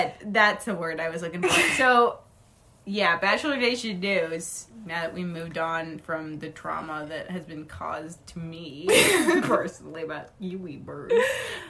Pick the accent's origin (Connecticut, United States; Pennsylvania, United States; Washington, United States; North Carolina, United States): Washington, United States; moved away; I'm from Washington